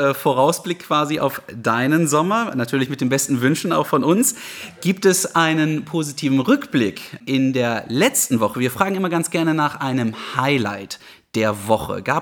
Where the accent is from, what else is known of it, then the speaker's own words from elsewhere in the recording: Hermannsburg, Lower Saxony, Germany; im Rahmen von Pflegeeinrichtungen in meiner Heimatgemeinde Hermannsburg.